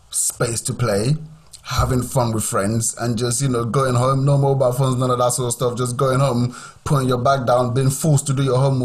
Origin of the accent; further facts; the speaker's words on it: Nigeria; also born or lived in Southampton, United Kingdom / Cambridgeshire, United Kingdom; now in United Kingdom; Growing up in Nigeria was fun. Like, growing up in Nigeria was amazing.